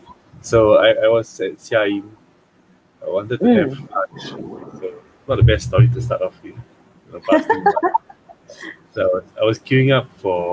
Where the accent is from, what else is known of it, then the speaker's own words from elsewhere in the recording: Singapore; growing up as a Indian Muslim, you belong to a minority that's smaller than the Malay Muslim itself.